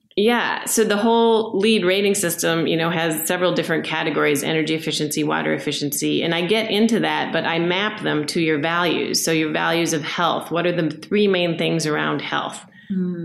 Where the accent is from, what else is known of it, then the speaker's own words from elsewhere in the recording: Minneapolis, Minnesota, United States; I am from Minneapolis. I grew up here. I left for a while